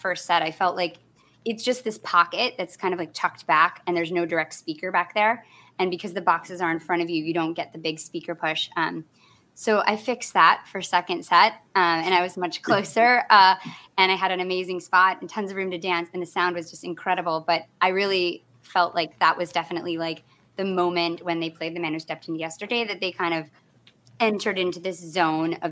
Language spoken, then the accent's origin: English; Michigan, United States; I grew up in Michigan in a very homogenous environment